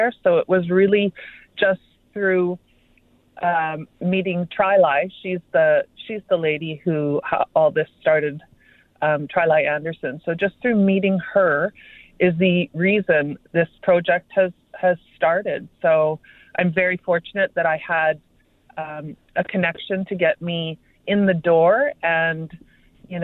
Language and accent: English; Kenora, Ontario, Canada; now in Winnipeg, Canada; we're both from Treaty 3. I grew up in Kenora